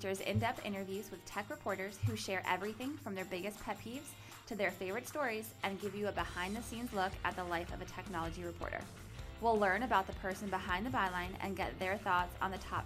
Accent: New England, United States; I'm from New England also.

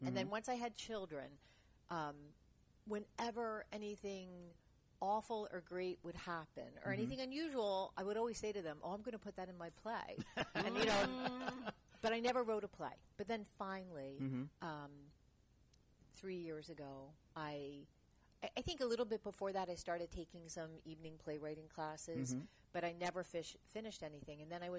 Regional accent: outside Philadelphia, Pennsylvania, United States; moved away; also born or lived in New York; I was raised outside Philadelphia.

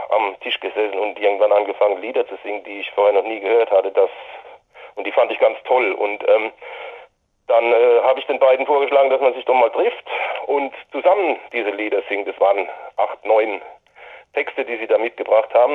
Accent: Hirschberg an der Bergstraße, Baden-Württemberg, Germany; in meinem Heimatort und unserem Gründungsort in Hirschberg an der Bergstraße

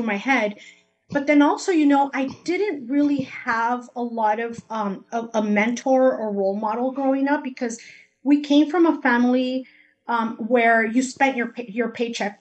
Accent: Los Angeles, California, United States; first language Spanish; English is a second language; also born or lived in Guadalajara, Jalisco, Mexico; I grew up in Highland Park, near Dodger Stadium

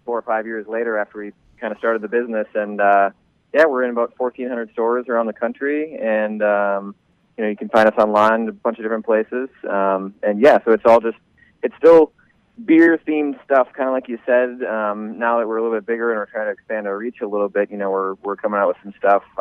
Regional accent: Minneapolis, Minnesota, United States; moved away as an adult; now in Tallahassee, United States; I'm originally from Minneapolis, the cold north there, but I'm actually in Tallahassee.

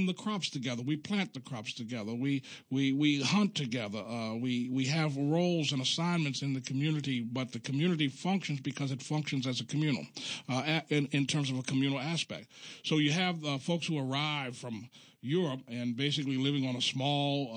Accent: Baltimore, Maryland, United States; I'm from Baltimore, even though we on my block, there was always a communal aspect

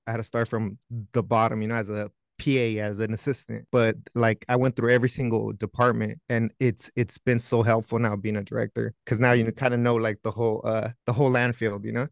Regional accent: National City, California, United States; now in North Hollywood, United States; I'm from, uh, National City, San Diego, California

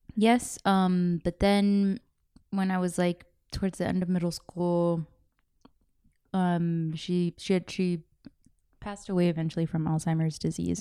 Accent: California, United States; I was born here in California

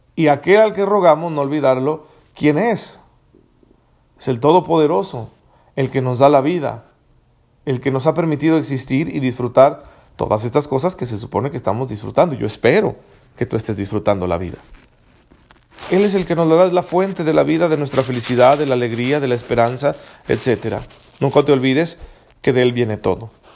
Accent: Mexico

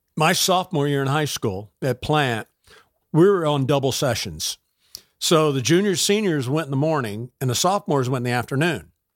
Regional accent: Tampa, Florida, United States; born or raised there; also born or lived in Georgia

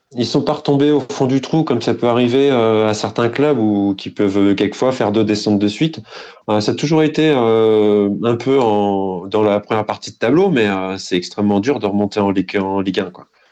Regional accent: Lorient, Brittany, France; je suis morbihanais. Euh, j'ai grandi euh, bah, entre Lorient et Vannes.

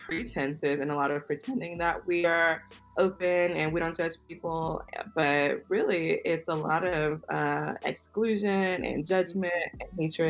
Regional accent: Houston, Texas, United States; I was brought up Baptist as well. I'm from Houston, yeah. Texas.

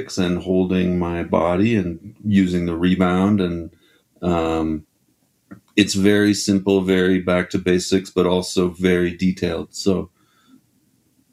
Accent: Ottawa, Ontario, Canada; also born or lived in Quebec City, Quebec; I grew up in Ottawa

